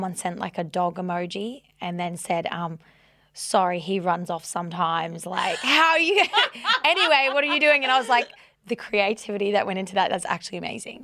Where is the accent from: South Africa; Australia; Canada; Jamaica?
Australia; we're both Australian